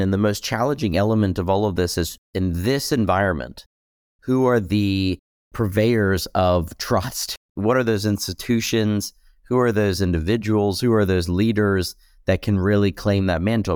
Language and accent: English; United States; as a U S citizen, as an American